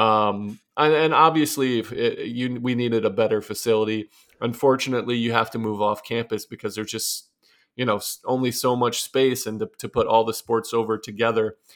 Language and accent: English; Arcadia, Ohio, United States; moved away as an adult; also born or lived in Dayton, Ohio / New York; I'm from Arcadia, Ohio, Northwest Ohio